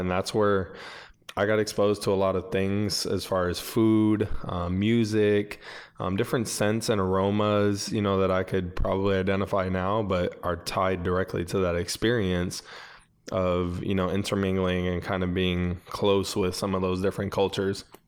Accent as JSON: {"language": "English", "town": "Buffalo", "region": "New York", "country": "United States", "tie": "born or raised there", "said": "I grew up in Buffalo, New York"}